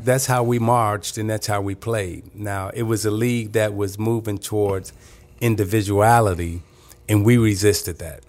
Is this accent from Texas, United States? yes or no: no; Chicago, Illinois, United States; moved away as an adult; also born or lived in Detroit; growing up in Chicago